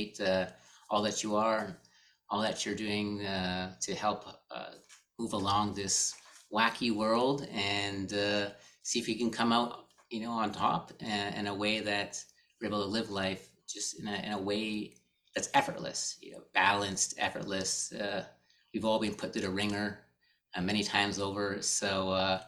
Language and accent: English; Canada; I grew up here in Canada